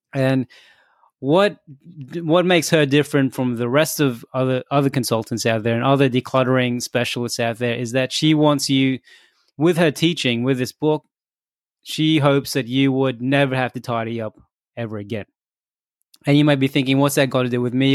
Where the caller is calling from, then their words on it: Australia; I'm calling in from Australia